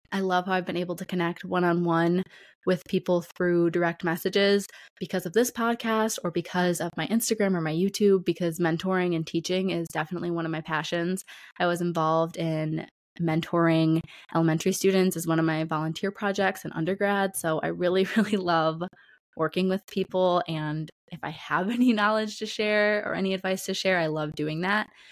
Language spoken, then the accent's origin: English; Detroit area, Michigan, United States; I was born and raised in the Detroit area and the suburbs around there, so about forty minutes outside of Detroit